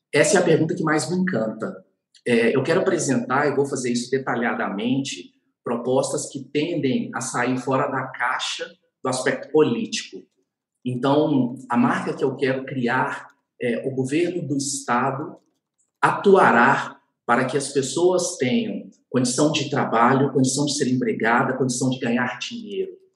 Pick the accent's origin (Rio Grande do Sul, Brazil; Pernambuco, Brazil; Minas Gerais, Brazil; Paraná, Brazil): Minas Gerais, Brazil; como bom mineiro